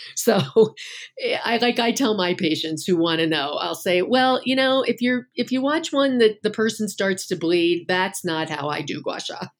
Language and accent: English; Northeast, United States; I'm from the Northeast